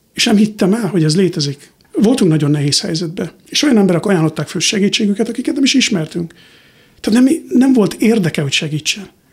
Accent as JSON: {"language": "Hungarian", "region": "Borsod-Abaúj-Zemplén", "country": "Hungary", "tie": "born or raised there", "moved": "as an adult", "lives_now": "United States", "said": "el kell hagynom ezt az országot, ahol felnőttem"}